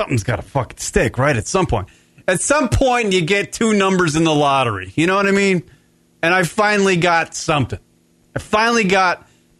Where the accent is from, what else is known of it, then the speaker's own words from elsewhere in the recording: New York, United States; I'm from New York